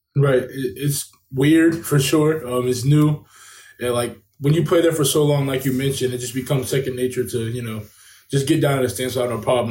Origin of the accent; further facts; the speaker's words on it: Kentucky, United States; back here in my hometown of Kentucky